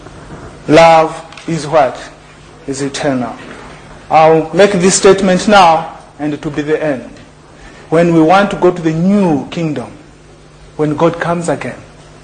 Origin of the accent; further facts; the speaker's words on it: Zambia; moved away; also born or lived in Lesotho; when I grew up in Zambia